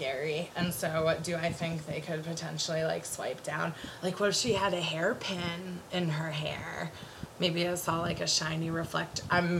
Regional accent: Connecticut, United States; I was in 3rd grade and I grew up on the East Coast, in Connecticut specifically.

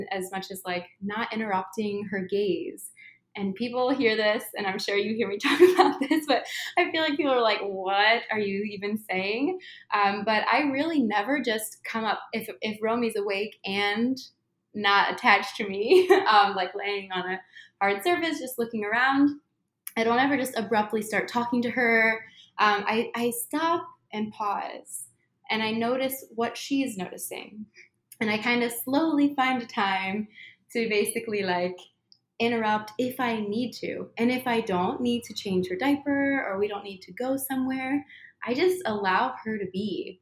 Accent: Midwest, United States; I'm from the Midwest

